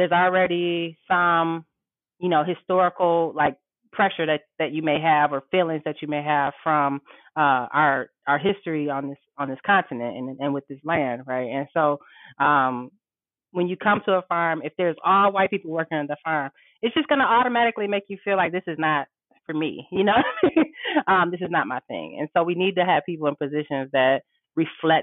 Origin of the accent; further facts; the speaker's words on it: Detroit, Michigan, United States; I was raised in Detroit, went to DPS all my life